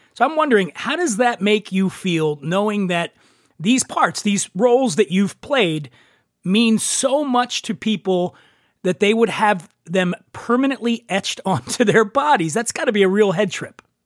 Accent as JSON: {"language": "English", "town": "Philadelphia", "region": "Pennsylvania", "country": "United States", "moved": "yes", "said": "I'm from Philadelphia"}